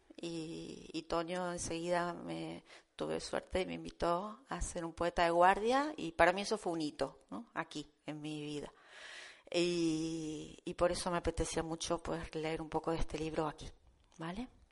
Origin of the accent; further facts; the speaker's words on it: Buenos Aires, Argentina; now in Almería, Spain; Yo vine hace 30 años de Buenos Aires a vivir aquí